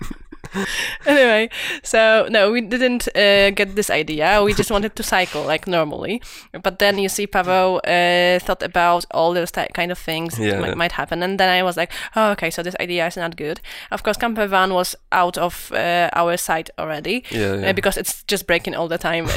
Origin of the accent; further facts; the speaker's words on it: Poland; I'm from Poland